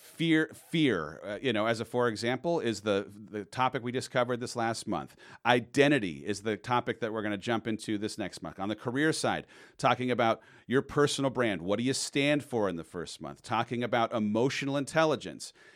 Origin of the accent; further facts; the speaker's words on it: San Clemente, California, United States; I grew up down in San Clemente.